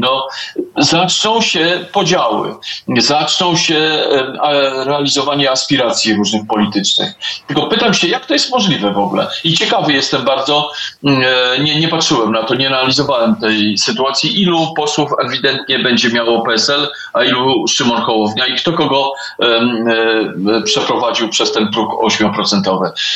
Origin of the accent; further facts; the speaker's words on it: Warsaw, Masovian Voivodeship, Poland; Warszawa jest moim miejscem na ziemi i e, tu się urodziłem, tu się wychowałem i tu pewnie umrę.